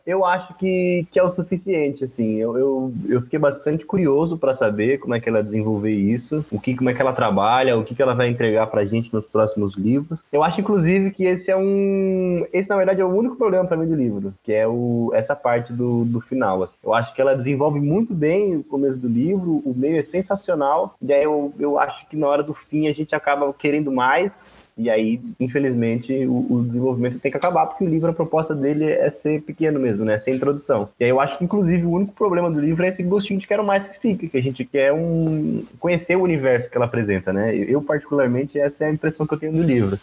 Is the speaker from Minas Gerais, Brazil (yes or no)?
no; São Paulo, Brazil; eu sou de São Paulo